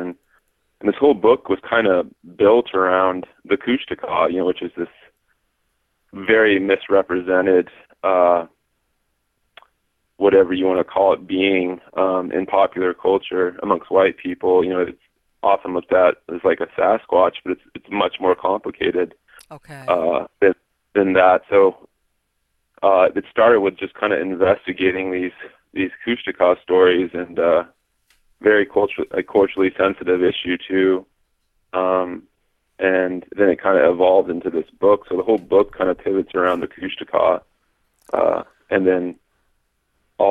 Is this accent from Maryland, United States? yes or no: no; Southeast Alaska, United States; growing up in Southeast Alaska